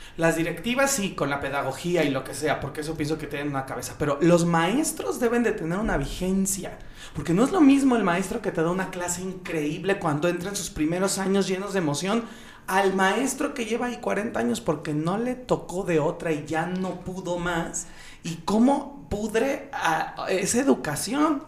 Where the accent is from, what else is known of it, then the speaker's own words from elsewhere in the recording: Mexico; los privilegios más grandes que tenemos como mexicanos